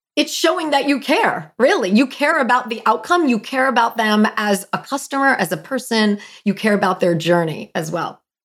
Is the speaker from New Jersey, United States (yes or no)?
yes; New Jersey, United States; I'm from Jersey.